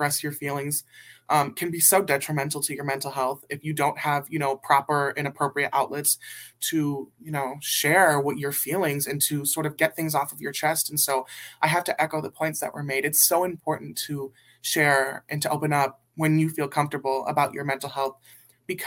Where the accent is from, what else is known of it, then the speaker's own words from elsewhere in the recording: Burbank, California, United States; I am from Burbank, California